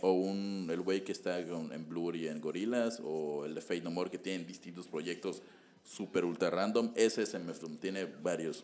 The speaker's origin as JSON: {"language": "Spanish", "region": "Yucatán", "country": "Mexico", "said": "recordemos que estamos en Yucatán"}